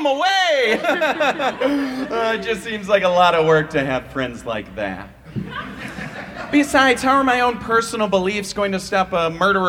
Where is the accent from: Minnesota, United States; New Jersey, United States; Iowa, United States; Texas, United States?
Iowa, United States; I'm originally from Iowa, you know, the funniest state in the union.